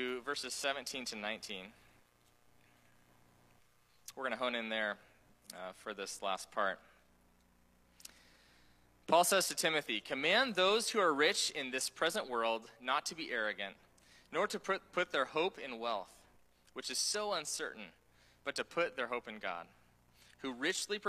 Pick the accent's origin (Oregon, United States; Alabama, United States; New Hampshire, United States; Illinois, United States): Oregon, United States; also born or lived in Taiwan; someone who grew up here in, you know, born and raised in Oregon